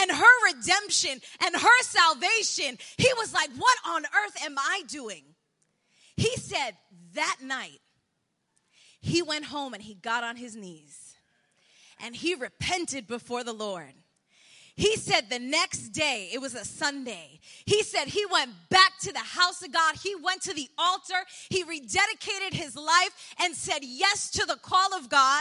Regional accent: New York City, New York, United States; also born or lived in Colombia; now in Bronx, New York, United States; I grew up in Douglaston

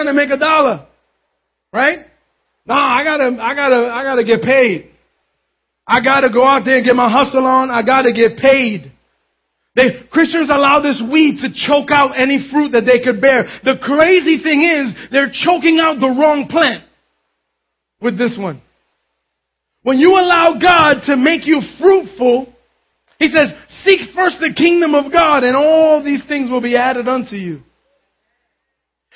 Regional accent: New York City, New York, United States; I grew up in Concrete City in Manhattan.

